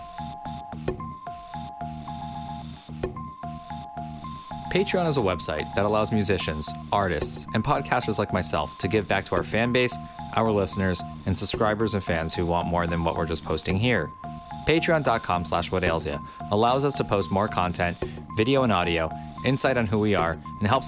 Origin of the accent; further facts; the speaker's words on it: Miami Beach, Florida, United States; I'm from Miami, you know, Miami Beach, born and raised